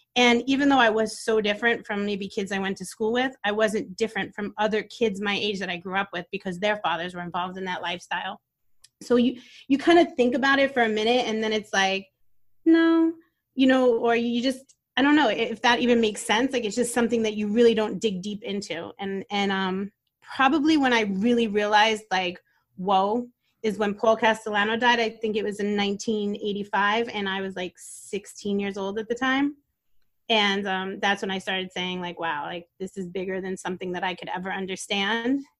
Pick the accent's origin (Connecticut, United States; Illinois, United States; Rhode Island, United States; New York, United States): New York, United States; New York City; also born or lived in Brooklyn, New York; I was born in Brooklyn, New York, and I moved to Staten Island when I was about eight years old